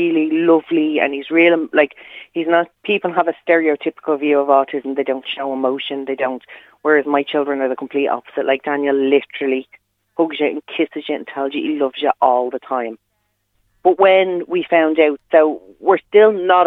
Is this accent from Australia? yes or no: no; Ireland; we're Irish